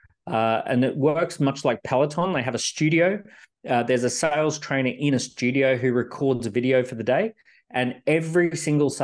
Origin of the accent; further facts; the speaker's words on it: Australia; I grew up in Australia